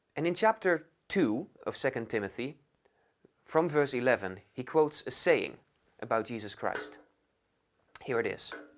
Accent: Netherlands; moved away as an adult; now in London, United Kingdom; I'm from the Netherlands, and I'm studying at London School of Theology

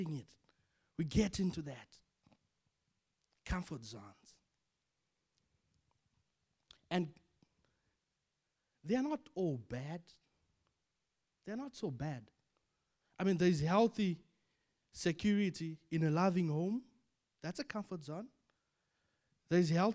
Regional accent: Zimbabwe; moved away as an adult; Zimbabwe is home for me. I'm born and bred in Zimbabwe. I have family there. I went to school there.

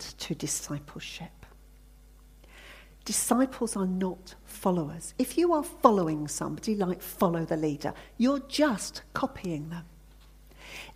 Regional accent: Hampshire, South East England, United Kingdom; I grew up in Hampshire.

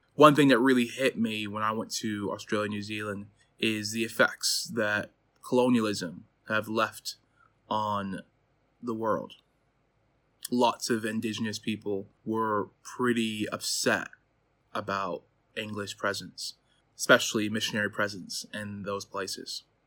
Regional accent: Chicago, Illinois, United States; moved away as an adult; now in Durham, United Kingdom; I'm from Chicago, Illinois, but moved to the U K, um, seven years ago

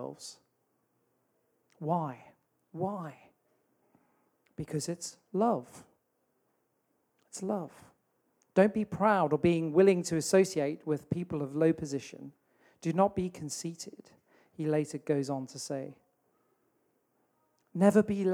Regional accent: South Africa; now in Telford, United Kingdom; Where I grew up in South Africa

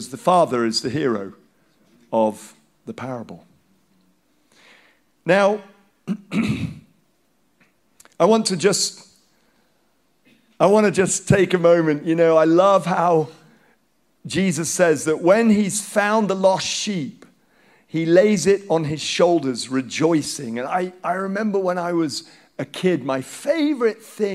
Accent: Nigeria; first language Hausa; English is a second language; moved away; growing up, my friends are Nigerian, black Nigerian, and I'm a white Nigerian

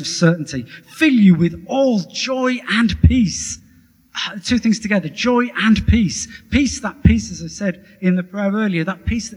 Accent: Wolverhampton, West Midlands, United Kingdom; I was born in a council house in Wolverhampton

